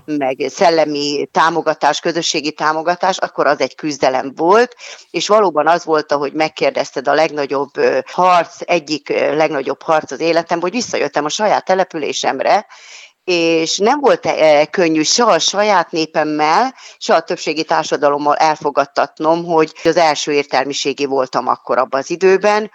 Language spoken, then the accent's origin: Hungarian; Hungary; moved away as an adult; also born or lived in Budapest; én a telep melletti kis utcában nőttem fel